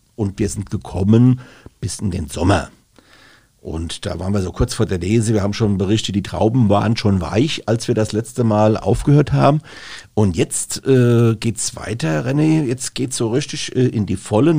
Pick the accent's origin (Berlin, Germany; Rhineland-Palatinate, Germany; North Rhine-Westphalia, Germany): Rhineland-Palatinate, Germany; Rhenish Hesse; bei uns in Rheinhessen